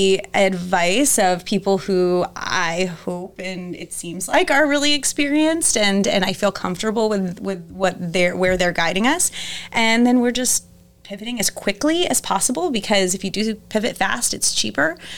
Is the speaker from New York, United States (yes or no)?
no; Tampa, Florida, United States; also born or lived in Washington, D.C. / Denver; now in St. Louis, United States; So I grew up in Tampa